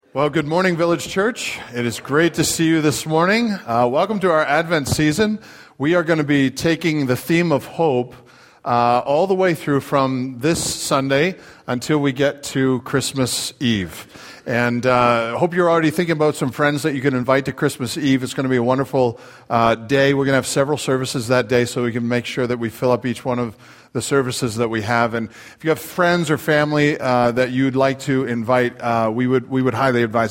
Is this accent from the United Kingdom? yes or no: no; Canada; now in United States; I'm Canadian